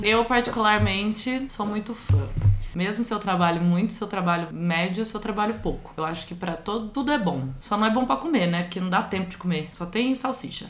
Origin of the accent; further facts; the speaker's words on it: Leme, São Paulo, Brazil; Eu sou de Leme, da Roça.